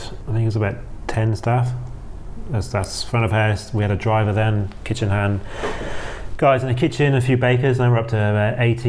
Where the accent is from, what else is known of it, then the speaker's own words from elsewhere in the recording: Penzance, South West England, United Kingdom; Yeah, Penzance, Cornwall.